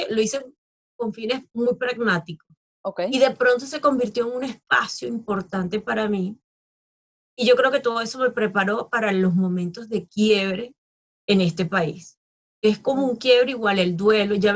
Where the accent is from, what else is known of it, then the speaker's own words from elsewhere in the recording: Spain; also born or lived in Thailand; ya es tiempo de regresar a mi país. Yo llegué al aeropuerto de Barajas en, España porque quería ya estar con, con, mi gente, acá casa una tía